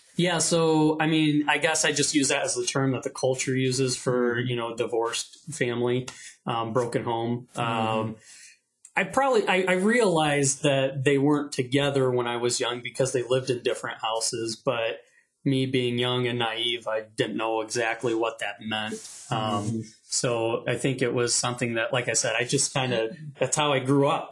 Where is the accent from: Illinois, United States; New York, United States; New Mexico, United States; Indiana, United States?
Indiana, United States; South Bend; I was born in South Bend, Indiana.